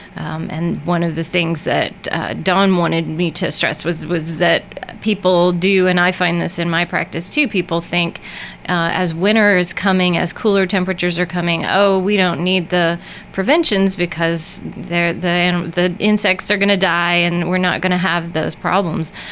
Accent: Murfreesboro, Tennessee, United States; moved away as an adult; also born or lived in Pennsylvania; I grew up in Murfreesboro, practiced in uh, a couple places, the longest in Pennsylvania for 11 years, and moved home four years ago.

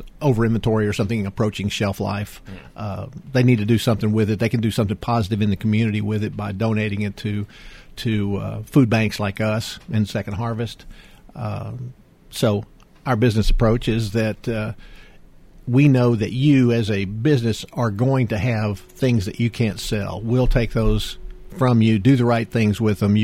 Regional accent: Houston, Texas, United States; I grew up in the Houston area

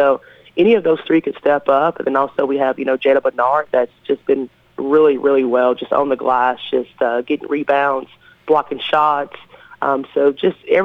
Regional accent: West Tennessee, United States; moved away as an adult; now in Rutherford County, United States; I'm from the West Tennessee area, so when I moved here 4 years ago

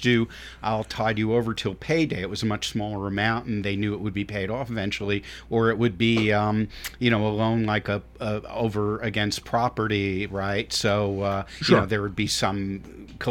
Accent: New York, United States; I come from New York

